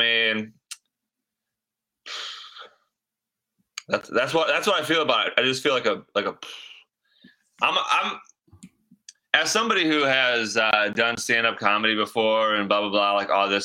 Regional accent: Michigan, United States; I was born in Michigan and have lived here my whole life

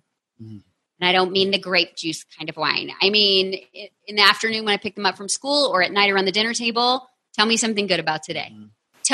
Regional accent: Texas, United States; I am from Texas.

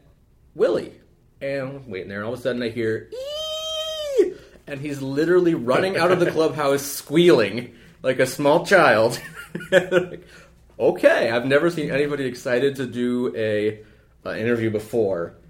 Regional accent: West Coast, United States; moved away as an adult; I'm from the West Coast

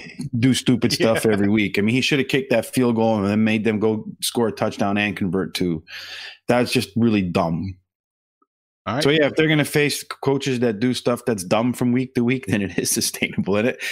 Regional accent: Chicago, Illinois, United States; So I'm from Chicago.

